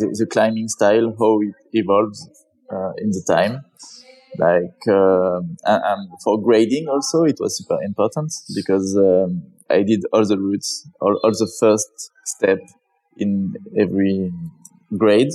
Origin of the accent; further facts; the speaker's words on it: France; I'm from France, and there is like a big climbing history behind me.